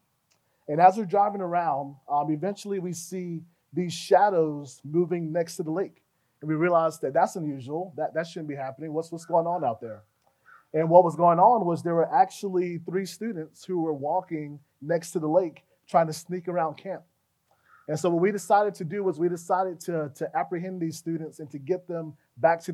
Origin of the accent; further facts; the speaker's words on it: Fort Lauderdale, Florida, United States; also born or lived in Gainesville, Florida; I grew up in Fort Lauderdale. That's where most of my developmental years were spent.